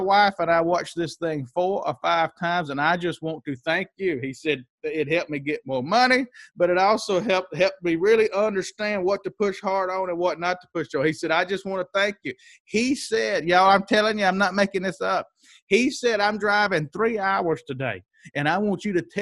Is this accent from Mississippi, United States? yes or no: yes; Mississippi, United States; I grew up in Mississippi